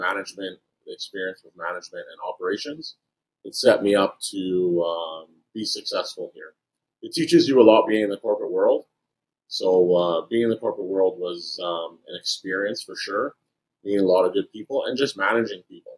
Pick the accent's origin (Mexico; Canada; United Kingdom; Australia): Canada; Edmonton, Alberta; born and raised in Edmonton, moved around a little bit within Alberta.